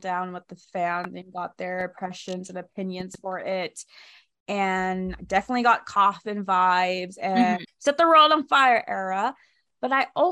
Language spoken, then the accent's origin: English; Oaxaca, Mexico; moved away; I was born in Mexico. I was born in Oaxaca